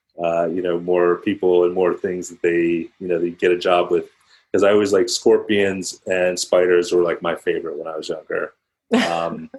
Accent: Philadelphia, Pennsylvania, United States; also born or lived in New York City; I grew up outside of Philadelphia

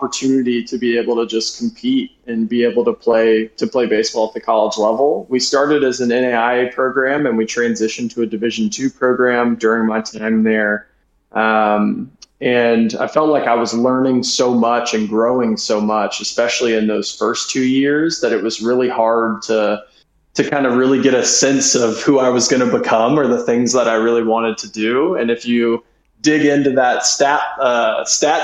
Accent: Georgia, United States; moved away as an adult; also born or lived in Alabama / Mississippi / Bay Area, California; now in Auburn, Alabama, United States; I'm originally from Georgia, spent a lot of time in the quote unquote deep south of Alabama and Mississippi

